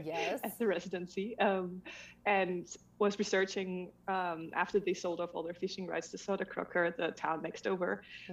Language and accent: English; Denmark; moved away as an adult; also born or lived in Switzerland; I was born in Denmark and then I eventually moved to Switzerland, where I married a Swiss man and moved to a tiny, tiny town where in the mountains